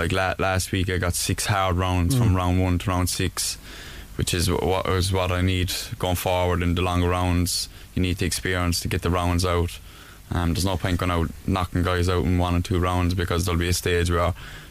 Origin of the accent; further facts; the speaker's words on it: Mitchellstown, Munster, Ireland; I come from Mitchellstown